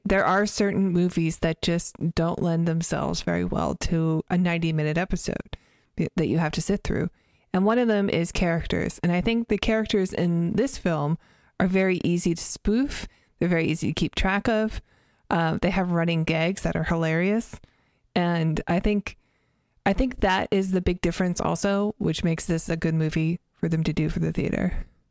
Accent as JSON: {"language": "English", "country": "Canada", "tie": "born or raised there", "said": "my family, we grew up in Canada, and we didn't have Comedy Central"}